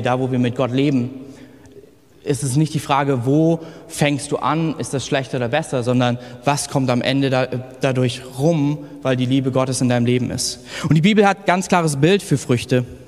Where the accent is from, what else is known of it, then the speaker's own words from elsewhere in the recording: village near Kassel, North Hesse, Germany; moved away; ich bin auf dem Dorf 500, mit 500 Leuten in der Nähe groß geworden und im Nordhessen, da babbeln wir